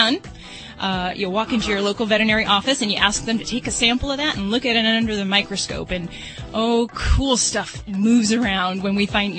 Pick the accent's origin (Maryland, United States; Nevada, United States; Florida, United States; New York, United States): Nevada, United States; Las Vegas; I'm from Vegas